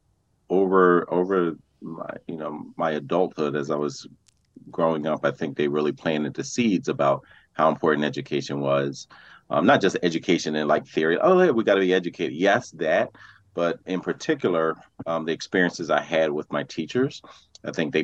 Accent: Philadelphia, Pennsylvania, United States; I was born and raised in West Philadelphia.

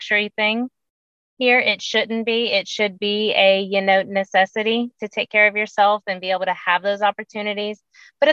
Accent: Florida, United States; also born or lived in South Carolina; now in Columbia, United States; I grew up in Florida

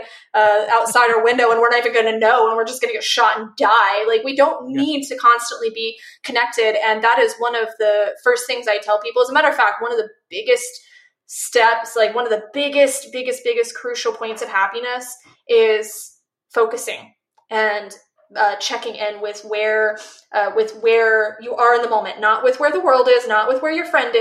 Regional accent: Missouri, United States; now in Arizona, United States; I grew up in Missouri and I'm now in Arizona

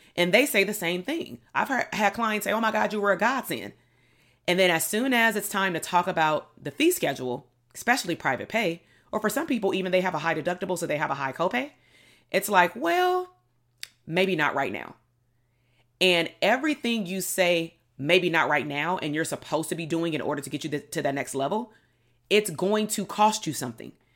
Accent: Compton, California, United States; growing up in Compton, being Black

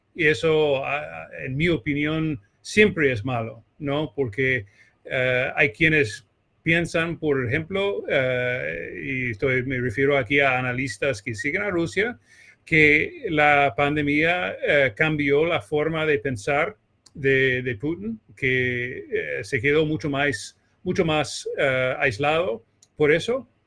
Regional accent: Texas, United States; accent: español gringo, mezclado con brasileño; Spanish is a second language; also born or lived in Buenos Aires, Argentina / São Paulo, Brazil / Mexico City, Mexico; now in New York, United States; yo soy de Texas, donde hay, claro, mucho petróleo y mucho fracking

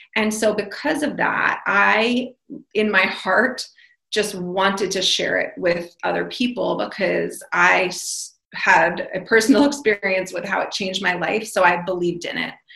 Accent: New York, United States; I am from New York

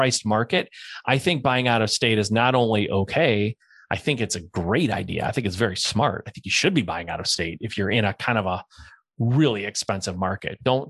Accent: Cleveland, Ohio, United States; moved away as an adult; now in San Diego, United States; but I'm from Cleveland, Ohio. I know Cleveland like the back of my hand. I lived there for 20 years.

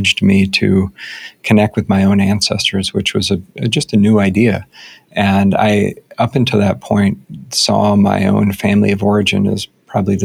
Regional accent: United States; my own conditioning as an American white dude

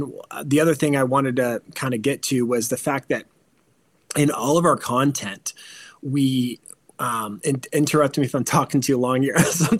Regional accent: California, United States; So I came from California also

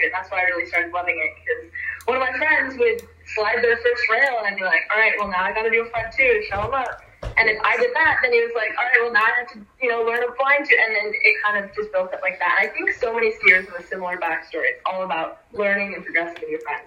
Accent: San Francisco, California, United States; I was born and raised in San Francisco, so that's a 4-hour drive to Tahoe.

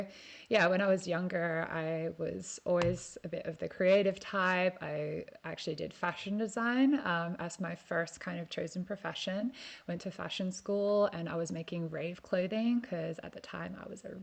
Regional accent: Perth, Western Australia, Australia; moved away as an adult; also born or lived in Ireland; I'm coming at you from my hometown in Perth, where I was born

